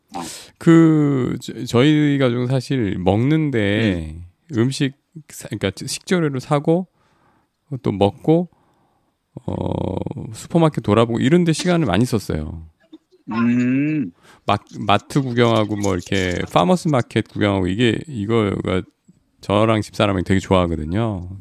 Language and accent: Korean; South Korea; 한국에서 왔다 그랬